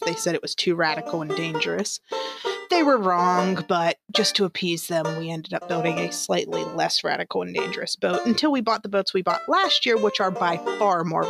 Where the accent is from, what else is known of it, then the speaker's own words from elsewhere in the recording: Wheeling, West Virginia, United States; also born or lived in Ohio; I am from Wheeling, West Virginia, born and raised.